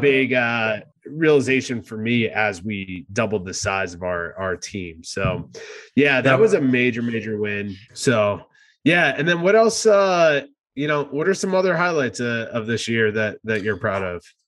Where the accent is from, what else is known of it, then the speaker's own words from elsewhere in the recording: New Jersey, United States; moved away as an adult; now in San Diego, United States; I start talking like I'm from New Jersey, uh, as I am.